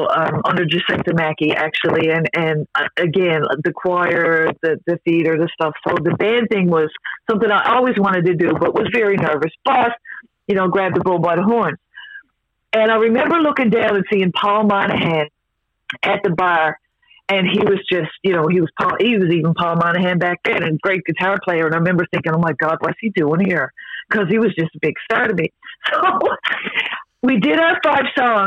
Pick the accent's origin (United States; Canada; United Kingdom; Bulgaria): Canada; Mount Pearl, Newfoundland and Labrador; I'm the original Mount Pearl girl, so old school. So I loved growing up in Mount Pearl